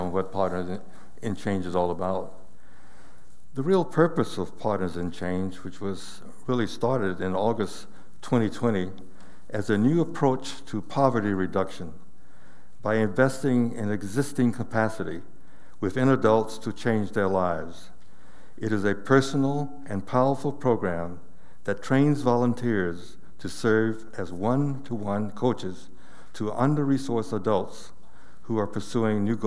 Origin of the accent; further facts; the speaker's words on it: Atlanta, Georgia, United States; moved away as an adult; also born or lived in Asia / Africa; I'm a native Atlantan myself. I was born and raised in Atlanta.